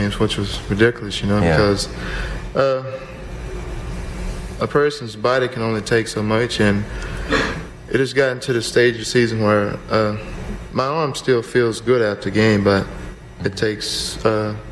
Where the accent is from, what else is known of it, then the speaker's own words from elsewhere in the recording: the South, United States; I'm from the South